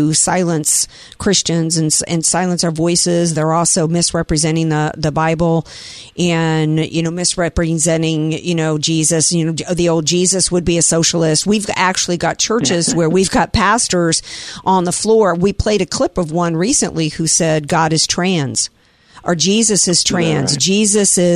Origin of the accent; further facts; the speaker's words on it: Deep South, United States; now in San Diego, United States; I grew up in the Deep South